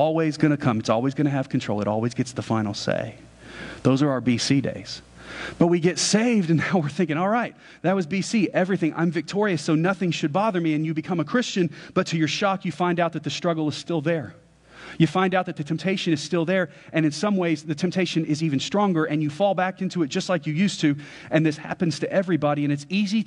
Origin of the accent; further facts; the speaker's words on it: United States; as an American